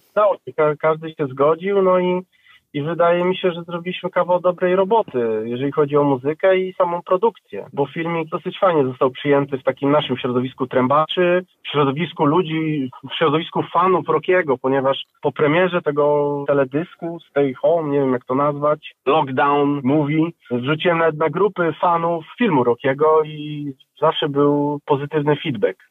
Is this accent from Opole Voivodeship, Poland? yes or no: yes; Opole, Opole Voivodeship, Poland; razem dorastaliśmy w Opolu w szkole muzycznej